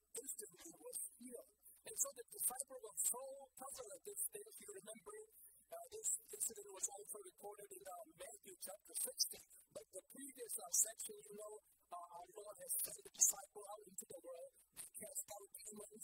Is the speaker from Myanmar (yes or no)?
yes; Myanmar; moved away; growing up in Burma. Yes, I grew up in a place where 100% were Christian